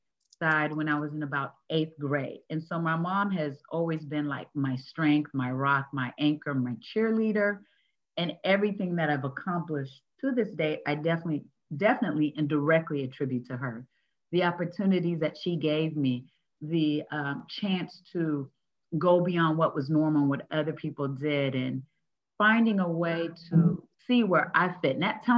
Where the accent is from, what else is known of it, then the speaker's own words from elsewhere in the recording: California, United States; grew up in California, the oldest of three.